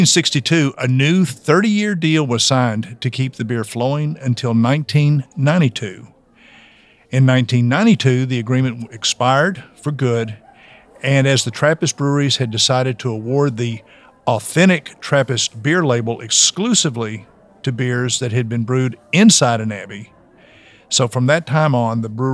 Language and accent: English; the South, United States; I am from the South, which means I'm phonetically challenged.